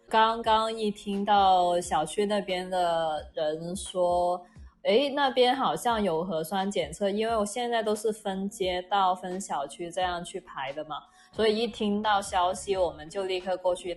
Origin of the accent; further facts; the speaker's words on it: Guangzhou, Guangdong, China; Chinese is a second language; 我作为广州人